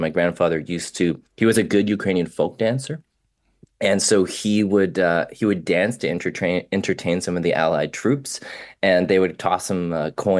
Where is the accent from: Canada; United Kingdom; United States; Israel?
Canada; Vancouver, British Columbia; I was raised in Vancouver